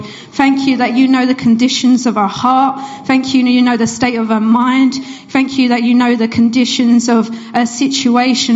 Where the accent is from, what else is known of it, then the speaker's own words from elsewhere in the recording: Essex, East of England, United Kingdom; moved away as an adult; now in Bury St Edmunds, United Kingdom; For those who you might hear in my accent, I'm not originally from Suffolk. I'm from Essex, which is not too far.